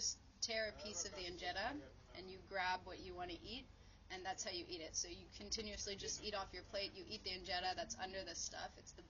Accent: United States; And I would say, yeah, I identify as Ethiopian American.

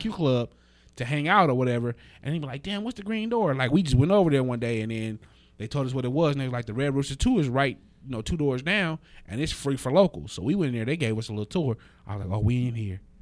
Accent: Las Vegas, Nevada, United States; I'm from, I'm from Vegas

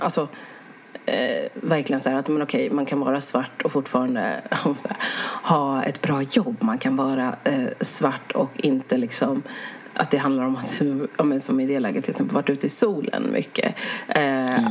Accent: Sweden; jag är ju svensk

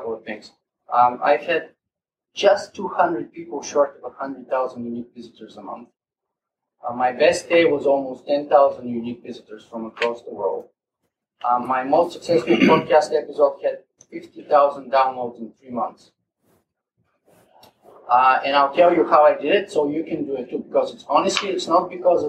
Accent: Bulgaria; accent: Eastern European; English is a second language; moved away as an adult; also born or lived in West Virginia, United States / Toronto, Canada; now in Canada; I was born in Bulgaria.

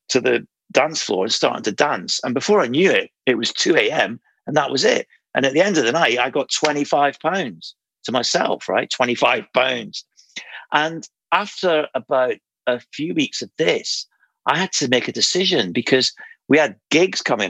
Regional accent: Aberdeen, Scotland, United Kingdom; moved away; I was originally from Aberdeen

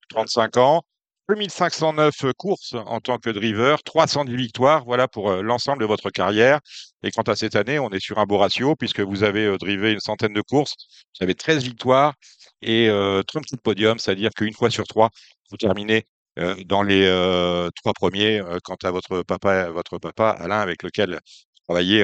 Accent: La Capelle, Hauts-de-France, France; je suis du Nord, et vous, vous êtes une famille du Nord aussi. J'ai grandi à la Capelle

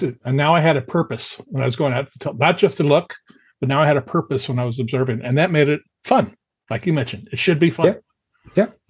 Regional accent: Los Angeles, California, United States; I grew up in the San Fernando Valley

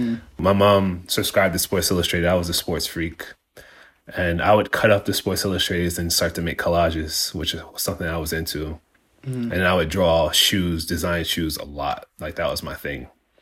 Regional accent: Mount Vernon, New York, United States; I'm 41 years old and I'm from Mount Vernon, New York.

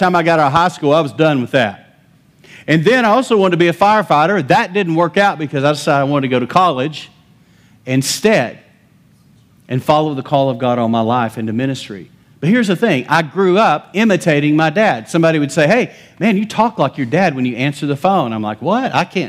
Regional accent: Lubbock, Texas, United States; I'm from Lubbock

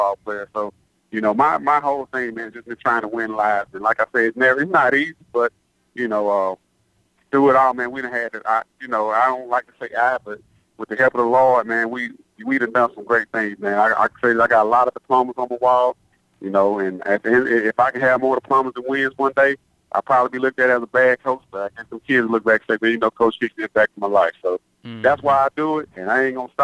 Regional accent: Hattiesburg, Mississippi, United States; my hometown.

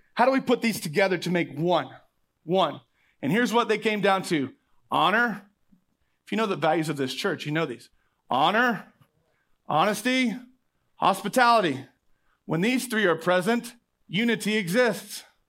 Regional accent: Oklahoma, United States; I'm from Oklahoma

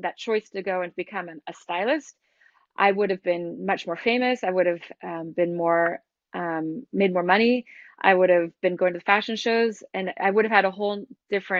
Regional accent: Boston, Massachusetts, United States; moved away as an adult; also born or lived in San Francisco, California / Milan / Casablanca / Vancouver; now in Paris, France; that's where I'm from

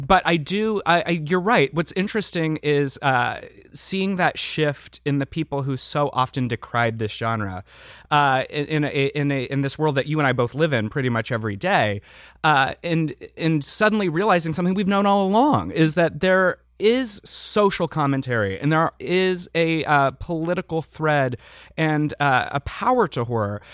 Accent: Midwest, United States; now in Los Angeles, United States; growing up in the Midwest

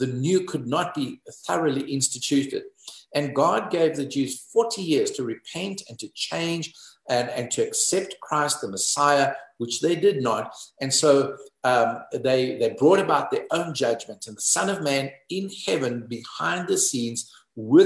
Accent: South Africa; I'm South African

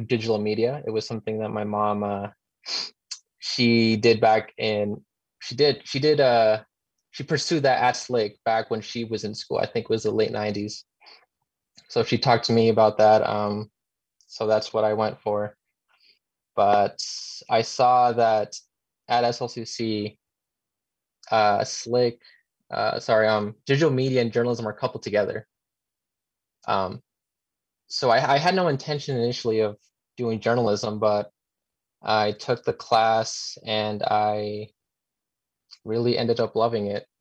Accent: Utah, United States; I was born and raised here in Utah

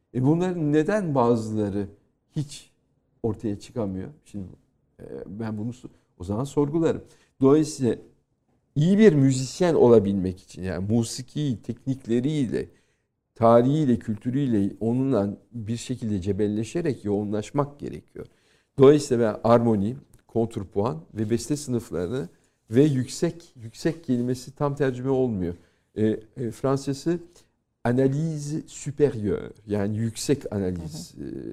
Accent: Turkey; moved away as an adult; now in France; benim doğup büyüdüğüm kültür

